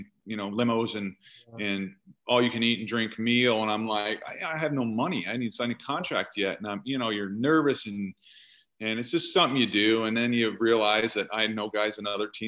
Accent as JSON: {"language": "English", "region": "Iowa", "country": "United States", "tie": "born or raised there", "moved": "as an adult", "lives_now": "Bay Area, United States", "said": "I come from Iowa"}